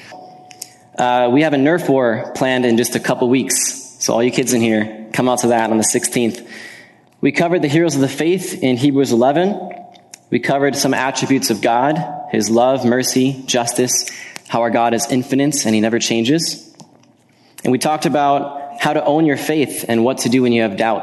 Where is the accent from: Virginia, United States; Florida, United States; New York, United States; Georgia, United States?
Virginia, United States; now in Wisconsin, United States; I grew up in Virginia